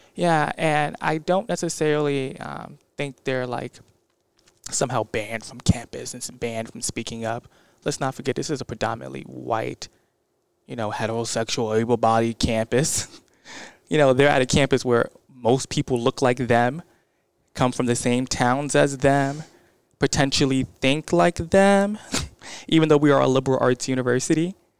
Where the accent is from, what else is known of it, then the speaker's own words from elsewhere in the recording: Bridgeport, Connecticut, United States; I'm from Bridgeport